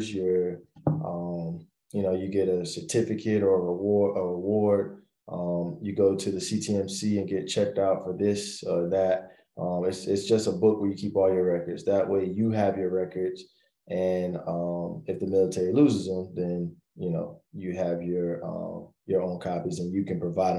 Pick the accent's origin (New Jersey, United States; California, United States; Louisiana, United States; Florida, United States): Florida, United States; moved away as an adult; also born or lived in South Carolina / Georgia; I'm originally from Florida.